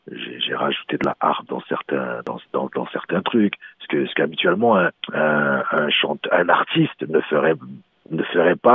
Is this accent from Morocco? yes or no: yes; Morocco; Mon prochain album s'appelle … et … c'est encore là nous chez nous au Maroc, on a les chaînes de l'Atlas qui sont voilà quoi, c'est c'est grandiose